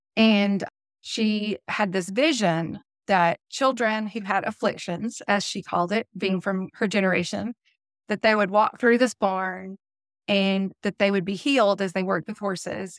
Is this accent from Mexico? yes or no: no; Birmingham, Alabama, United States; accent: southern; I was born in Birmingham, Alabama. I've lived here my entire life